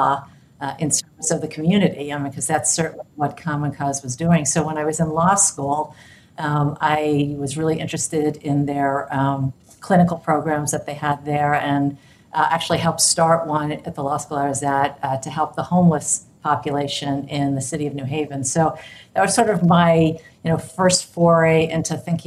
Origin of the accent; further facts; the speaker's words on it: New York, United States; moved away as an adult; now in San Francisco, United States; I grew up in New York